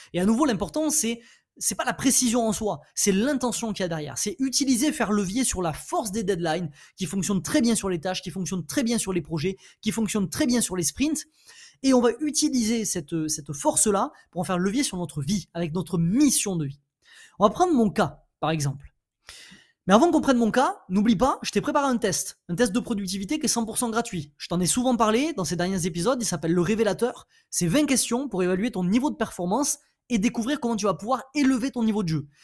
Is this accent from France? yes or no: yes; France; Je suis français, euh, je suis un homme, j'ai 30 ans.